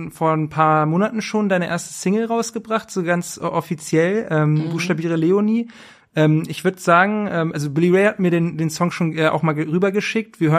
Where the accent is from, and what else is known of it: Braunschweig, Lower Saxony, Germany